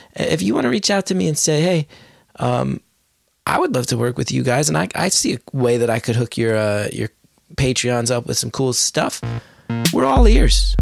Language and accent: English; West Orange, New Jersey, United States; I grew up in West Orange. It's a beautiful town. I feel so lucky I grew up there